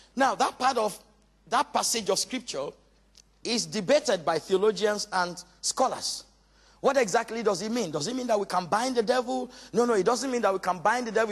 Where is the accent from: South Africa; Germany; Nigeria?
Nigeria; also born or lived in Walthamstow, London; now in London, United Kingdom; I come, you know, originally from Nigeria, but thank God I'm British